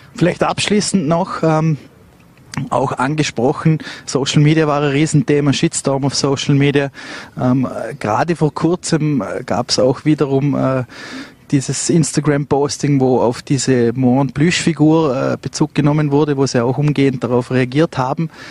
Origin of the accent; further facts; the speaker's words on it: Vorarlberg, Austria; als Vorarlberger